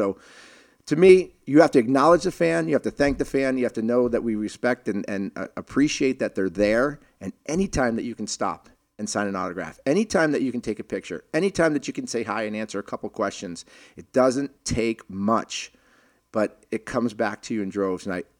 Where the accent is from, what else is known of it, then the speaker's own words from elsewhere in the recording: Boston, Massachusetts, United States; So I grew up in Boston, and you know, during the 70s, and Rick Middleton was my idol. I actually moved around a lot